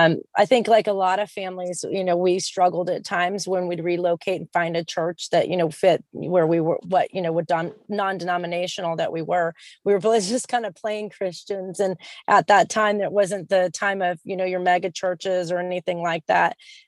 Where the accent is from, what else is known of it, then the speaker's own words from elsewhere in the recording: San Diego, California, United States; also born or lived in Texas / Utah / Washington State / South Carolina; I'm originally from San Diego, California, but I'm a native rat. So I've lived all over the place. I've lived in Texas, Utah, Washington State, South Carolina, North Carolina, Tennessee, New York, Georgia.